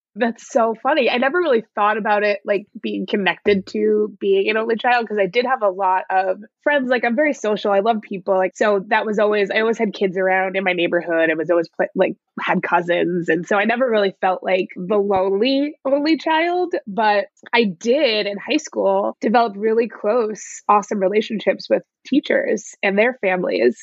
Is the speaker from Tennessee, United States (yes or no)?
no; Nyack, New York, United States; now in San Francisco, United States; I grew up in New York, in Nyack, New York, a small town on the Hudson